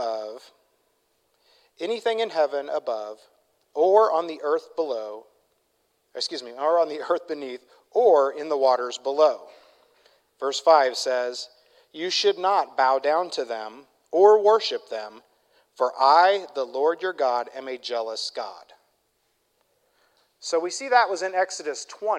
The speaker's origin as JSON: {"language": "English", "region": "Midwest", "country": "United States", "said": "I'm from the Midwest"}